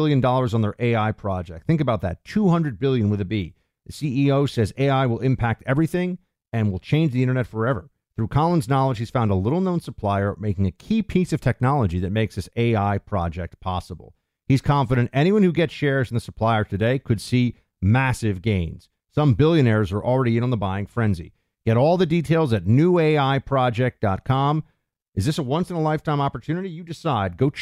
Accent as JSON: {"language": "English", "region": "Northeast", "country": "United States", "also_born_or_lived": "New York City", "moved": "as an adult", "lives_now": "Florida, United States", "said": "I'm from the Northeast"}